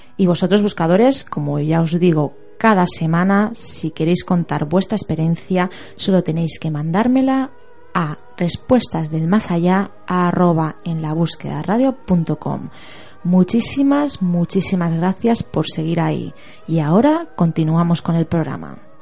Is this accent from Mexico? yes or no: yes; Mexico; now in Mérida, Mexico